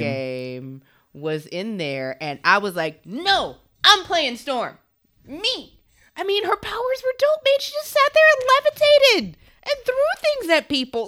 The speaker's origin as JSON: {"language": "English", "region": "the South", "country": "United States", "tie": "born or raised there", "said": "growing up in the South"}